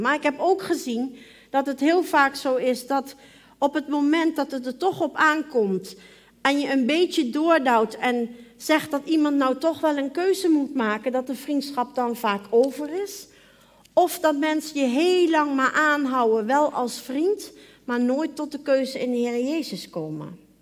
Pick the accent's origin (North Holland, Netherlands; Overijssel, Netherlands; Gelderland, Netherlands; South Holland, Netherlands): Gelderland, Netherlands; Arnhem; moved away; toen ik nog in Arnhem woonde en jong was